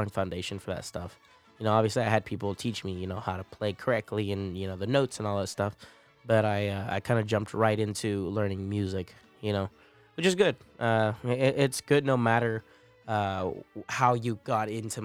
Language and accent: English; Morgan Hill, California, United States; moved away as an adult; now in San Marcos, United States; I was born and raised in California.